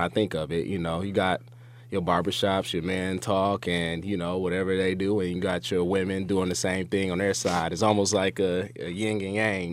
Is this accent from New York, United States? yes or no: no; Detroit, Michigan, United States; moved away as an adult; I grew up on in Detroit on the West Side.